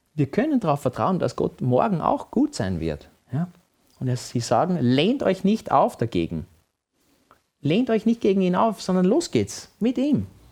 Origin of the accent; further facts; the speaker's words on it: Vienna, Austria; Wenn ich mit meinem Papa als kleines Kind in Wien spazieren war